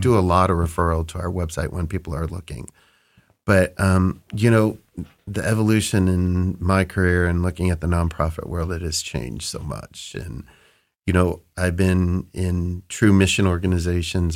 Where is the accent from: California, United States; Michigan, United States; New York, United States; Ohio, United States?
Ohio, United States; Cleveland; I grew up in the Cleveland burbs, went to Cleveland State